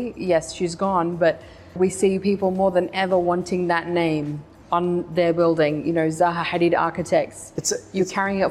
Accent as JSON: {"language": "English", "town": "Sydney", "region": "New South Wales", "country": "Australia", "said": "I'm from Sydney."}